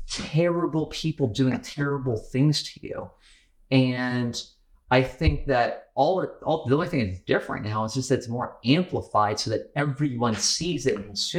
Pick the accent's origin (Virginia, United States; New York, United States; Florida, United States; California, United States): Virginia, United States; Manassas; my hometown, in Manassas